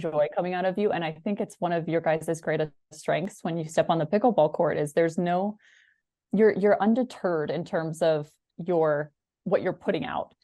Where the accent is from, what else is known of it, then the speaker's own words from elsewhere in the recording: Washington, United States; I grew up in Washington